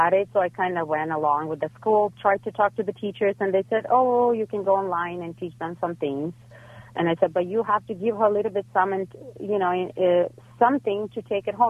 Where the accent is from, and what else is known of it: Ukraine; now in Los Angeles, United States